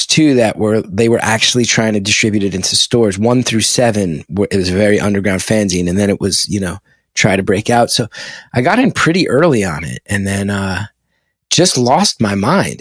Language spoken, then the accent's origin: English; West Orange, New Jersey, United States; I grew up in West Orange right there